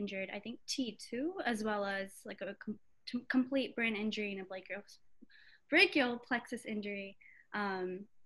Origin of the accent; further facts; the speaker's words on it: Atlanta, Georgia, United States; also born or lived in Augusta, Georgia; I was born in Atlanta, Georgia